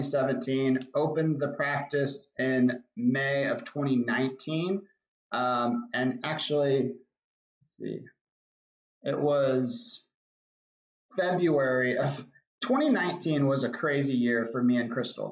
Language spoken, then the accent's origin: English; Arlington, Texas, United States; I grew up in Arlington. My wife and I both grew up in Arlington